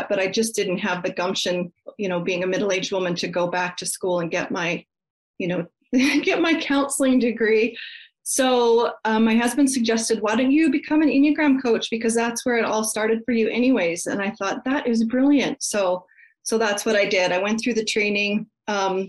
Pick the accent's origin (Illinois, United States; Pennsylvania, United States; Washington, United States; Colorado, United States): Colorado, United States; moved away as an adult; also born or lived in Canada; I grew up in Colorado, and when I turned 18, I moved to Canada